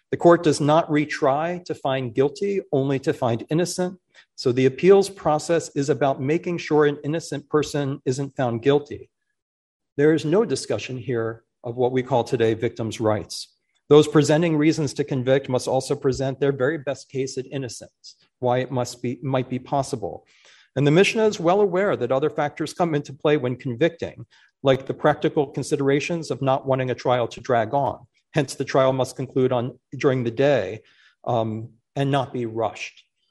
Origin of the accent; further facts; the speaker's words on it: Philadelphia, Pennsylvania, United States; It's my hometown. It's always been difficult to be from the city that by far most incarcerates people in this country for a large city. I grew up in that city